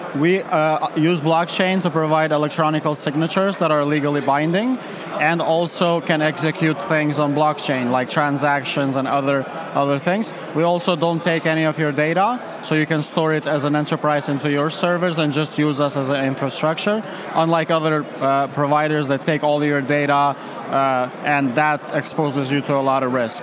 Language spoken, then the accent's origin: English; Kosovo; now in Prague, Czech Republic; I'm originally from Kosovo